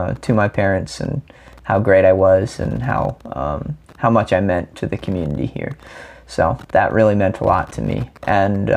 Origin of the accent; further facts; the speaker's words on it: Hilton Head Island, South Carolina, United States; moved away as an adult; also born or lived in Clemson, South Carolina; now in Saint Meinrad, United States; growing up on Hilton Head